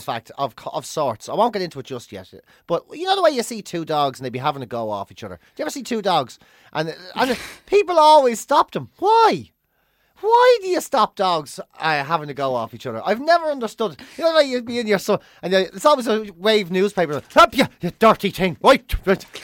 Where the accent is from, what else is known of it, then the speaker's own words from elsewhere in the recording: Ireland; being Irish growing up